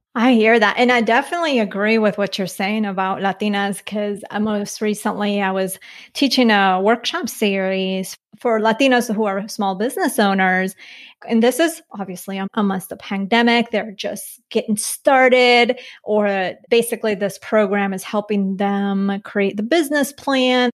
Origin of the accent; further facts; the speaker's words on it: Colombia; moved away; I was born in Colombia. My mom's from and my mom's from there as well. And then my dad, he's from here.